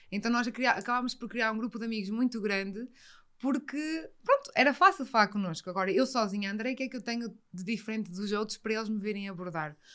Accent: Porto, Norte, Portugal; moved away as an adult; now in Lisbon, Portugal; quando eu realmente saí do Porto e fui para Lisboa, ainda percebi mais que, olha, eu sou fiz sozinha.

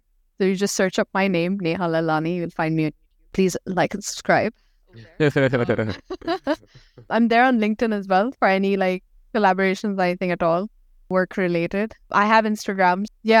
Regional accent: Pakistan; So like I'm from Pakistan, so we speak Urdu as our main. We have multiple languages in Pakistan, but Urdu is the main one.

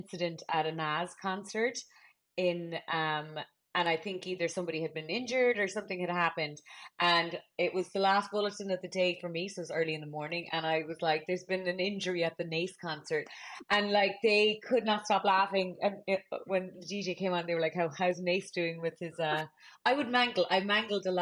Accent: Cork, Munster, Ireland; moved away as an adult; also born or lived in Dublin, Ireland; now in United States; We always had the Examiner in our house because we're from Cork

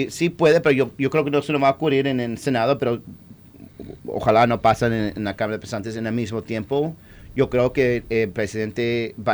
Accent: Puerto Rico; nada más lo hicieron aquí porque somos latinos, porque esta isla necesitaba una junta

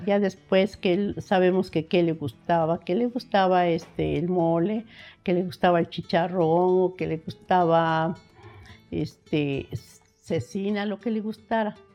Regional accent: San Andrés Cholula, Puebla, Mexico; yo nací en San Andrés Cholula, este, en el centro a un, costado de la parroquia de San Andrés

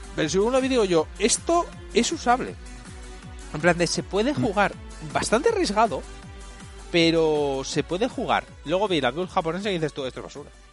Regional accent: Spain; yo soy español, ahora me vuelvo mi puto país

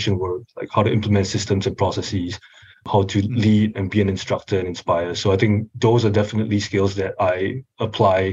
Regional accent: Singapore; moved away as an adult; now in Los Angeles, United States; I am originally from Singapore. I was born and raised and moved here just for college.

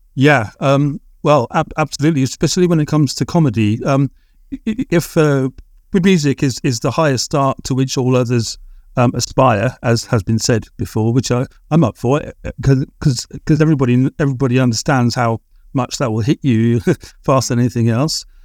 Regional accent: England, United Kingdom; possibly being English

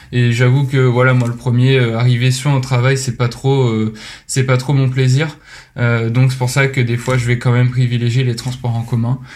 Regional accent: Rouen, Normandy, France; moved away as an adult; also born or lived in Lyon; je viens de Rouen. J'y ai fait bah, toute mon, enfance et ma scolarité jusqu'à la, prépa

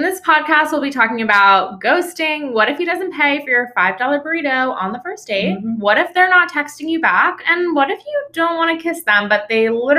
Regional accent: New York, United States; moved away as an adult; also born or lived in Boston / Bermuda; now in San Francisco, United States; I'm from New York. I lived in Boston and Bermuda both for a little bit, and now I moved to San Francisco about 8 months ago during COVID, pandemic mover.

